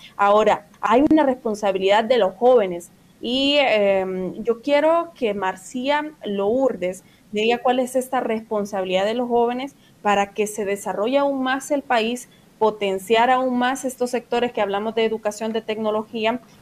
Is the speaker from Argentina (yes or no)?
no; Honduras; yo como hondureña